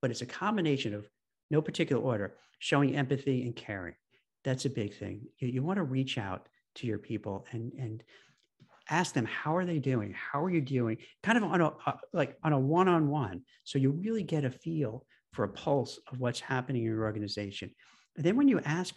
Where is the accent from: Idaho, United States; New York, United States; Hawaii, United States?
New York, United States; the New York cynic in me, because I grew up in New York